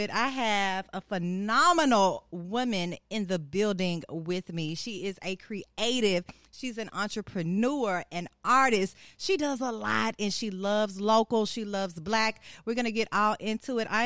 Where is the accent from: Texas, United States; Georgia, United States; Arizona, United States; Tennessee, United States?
Tennessee, United States; Memphis; I'm from Orange Mound, South Memphis.